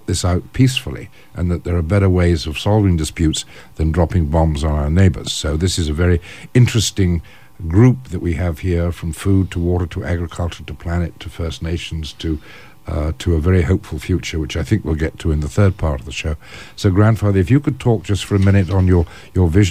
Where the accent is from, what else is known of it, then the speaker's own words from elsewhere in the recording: England, United Kingdom; as an Englishman